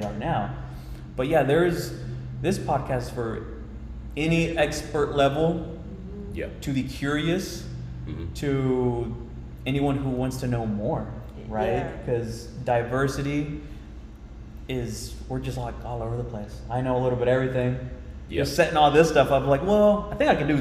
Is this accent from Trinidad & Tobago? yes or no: no; Royse City, Texas, United States; now in Plano, United States; When I was a little boy, a little country kid, I'm from Roy City, Texas.